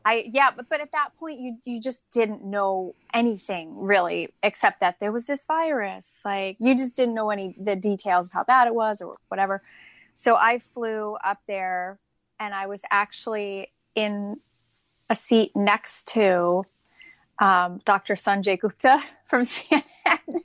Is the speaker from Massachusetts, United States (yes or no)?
yes; Amherst, Massachusetts, United States; I'm originally from Massachusetts. I grew up in, um, Amherst, Mass, which is in the Pioneer Valley